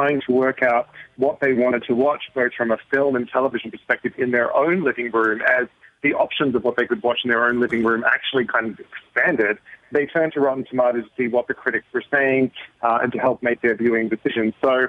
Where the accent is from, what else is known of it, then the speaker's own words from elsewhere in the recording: Australia; I'm originally Australian.